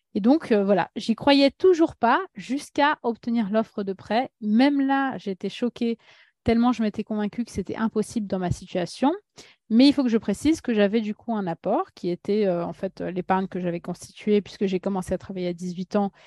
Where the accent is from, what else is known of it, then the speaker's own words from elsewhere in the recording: Paris, Île-de-France, France; French is a second language; also born or lived in Russia; je suis née en Russie, arrivée en France à l'âge de 5 ans avec euh, ma famille. Euh, j'étais la première à apprendre le français en tant que grande sœur, donc beaucoup de pression, moi, très jeune, que j'ai eue. Puis j'ai grandi à Paris